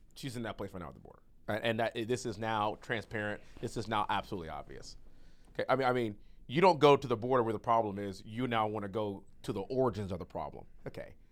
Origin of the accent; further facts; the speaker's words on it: United States; we Americans